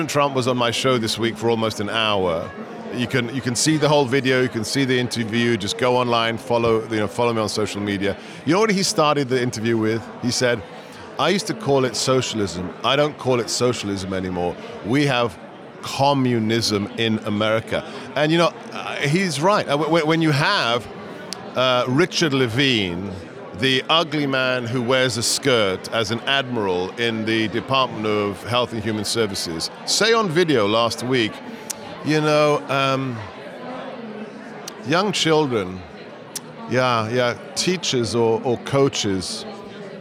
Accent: England, United Kingdom; moved away as an adult; also born or lived in Hungary; now in United States; I was born and raised in England. Moved to post-communist Hungary after the fall of the Berlin Wall, lived there for 15 years

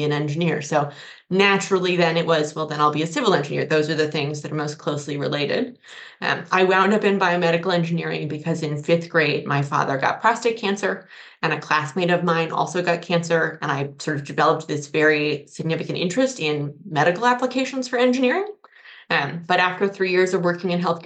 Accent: Colorado, United States; moved away as an adult; also born or lived in Pennsylvania / Madison, Wisconsin; now in Charlottesville, United States; So I was born and raised in Colorado. I grew up in the foothills, so in the eastern side of the state, just north of Denver.

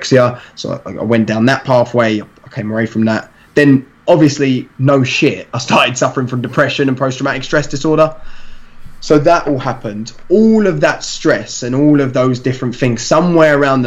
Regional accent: London, United Kingdom; I'm from East London, so in East London is quite like varied

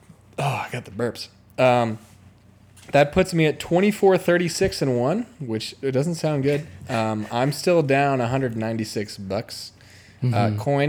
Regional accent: Chicago, Illinois, United States; accent: Chicago; I had somebody who I knew growing up that could not understand what I was saying because of my Chicago accent

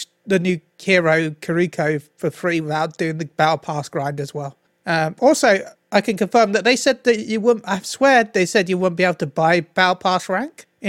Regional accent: United Kingdom; I'm British

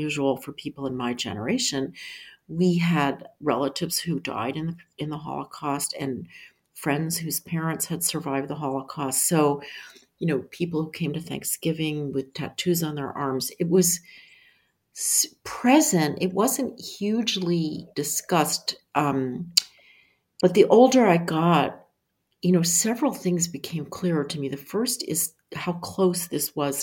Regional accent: Philadelphia, Pennsylvania, United States; I grew up in Philadelphia

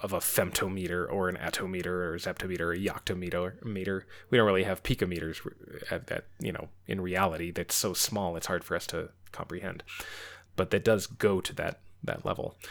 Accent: United States; especially as an American

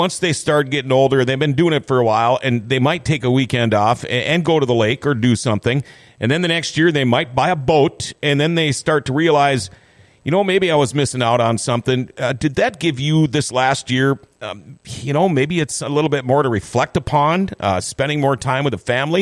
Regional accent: Thief River Falls, Minnesota, United States; me being from Thief River Falls, Minnesota, where everybody is somebody

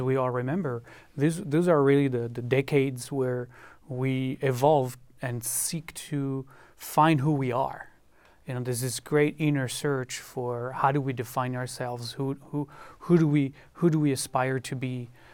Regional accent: France; also born or lived in Israel; now in United States; I lived in France, where I was born and grew up

